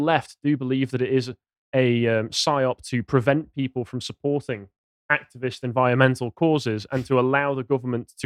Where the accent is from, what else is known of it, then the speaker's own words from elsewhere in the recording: United Kingdom; We're British